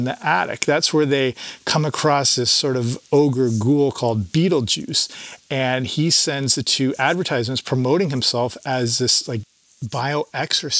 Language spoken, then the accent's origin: English; Canada; I grew up in Canada